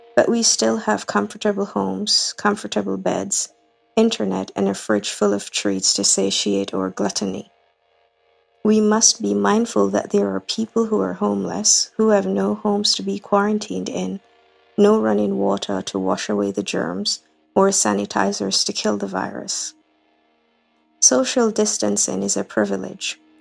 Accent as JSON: {"language": "English", "town": "Kingston", "country": "Jamaica", "said": "I'm from Kingston, Jamaica"}